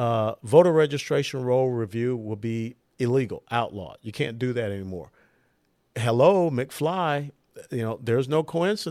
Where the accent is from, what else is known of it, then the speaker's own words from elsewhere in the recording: Atlanta, Georgia, United States; John Lewis was my congressional representative growing up in Atlanta